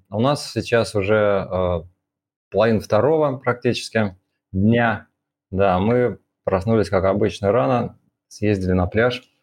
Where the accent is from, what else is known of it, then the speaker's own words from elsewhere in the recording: Moscow, Russia; а, да, мы оба из Москвы изначально, э, закончили университет э, МГУ Ломоносова